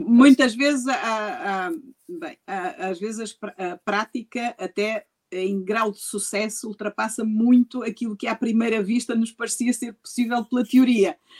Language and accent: Portuguese; Gondomar, Norte, Portugal; Gondomar, a minha terra.